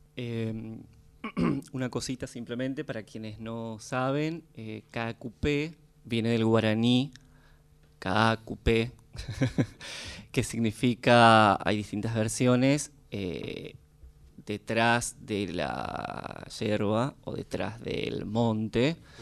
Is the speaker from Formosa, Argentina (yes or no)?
yes; Formosa, Argentina; moved away; vengo de Formosa